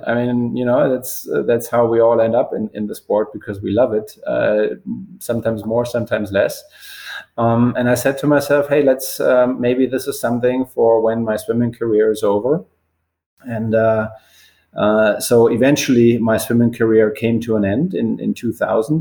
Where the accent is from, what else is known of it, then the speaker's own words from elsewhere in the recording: Bavaria, Germany; moved away; also born or lived in Würzburg, Germany; I left left my hometown when I was 18 to finish high school nearby in a, a, little bit of a bigger city called Würzburg, also in Bavaria.